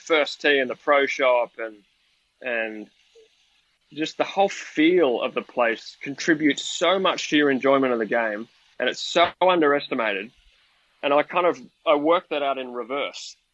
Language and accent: English; Melbourne, Victoria, Australia; at first, I grew up in Melbourne, right next door to Royal Melbourne